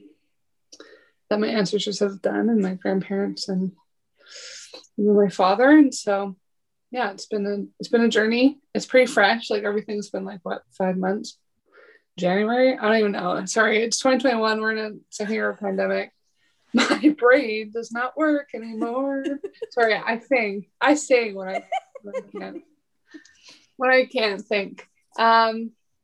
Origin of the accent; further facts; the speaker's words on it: Squamish Nation, British Columbia, Canada; now in Vancouver, Canada; I come from the Squamish Nation, as well as I come with Ukrainian and Scottish heritage